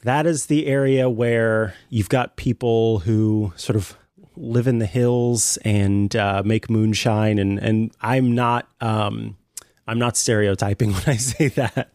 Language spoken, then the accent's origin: English; Saint Joseph, Missouri, United States; Saint Joseph is my hometown. That's where I, uh, was born